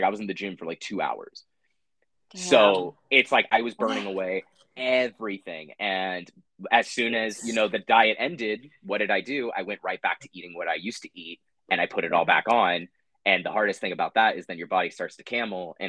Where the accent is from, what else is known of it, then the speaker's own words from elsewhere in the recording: San Diego, California, United States; growing up in San Diego, we had a pool in my backyard